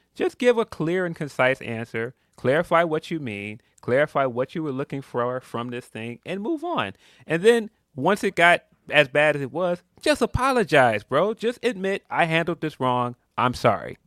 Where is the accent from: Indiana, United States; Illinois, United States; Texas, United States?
Illinois, United States; Chicago; I'm from Chicago